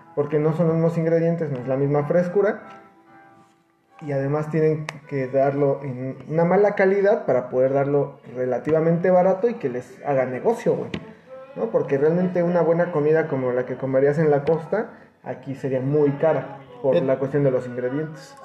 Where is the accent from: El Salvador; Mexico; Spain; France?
Mexico; Mexico City; now in Querétaro, Mexico; de la Ciudad de México, justamente de donde yo soy